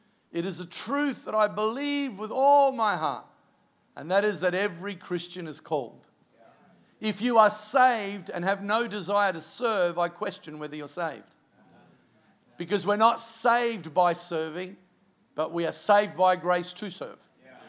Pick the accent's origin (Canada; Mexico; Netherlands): Canada; I'm Canadian.